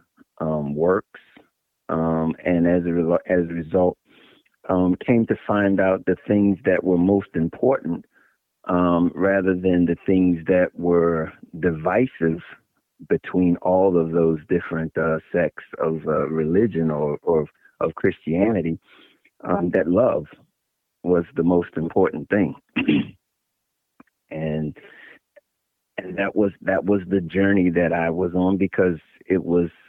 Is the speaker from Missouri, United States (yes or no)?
no; Maryland, United States; also born or lived in Virginia; I was born in Virginia, and I was raised in Maryland.